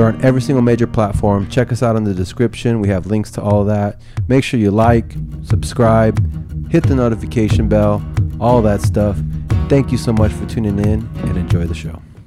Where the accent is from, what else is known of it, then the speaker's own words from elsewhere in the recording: San Jose, California, United States; also born or lived in Campbell, California; I grew up in San Jose